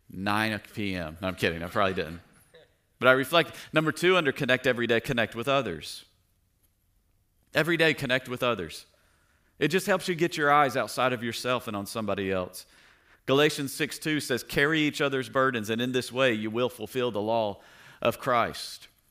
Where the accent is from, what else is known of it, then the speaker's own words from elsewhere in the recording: Tennessee, United States; I grew up in Tennessee